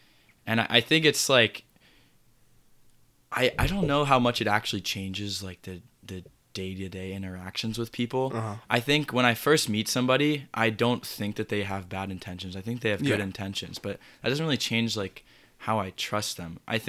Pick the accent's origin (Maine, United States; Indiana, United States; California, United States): California, United States; Berkeley; born there; also born or lived in Raleigh, North Carolina / St. Louis, Missouri; Yeah, so I was born in Berkeley, California.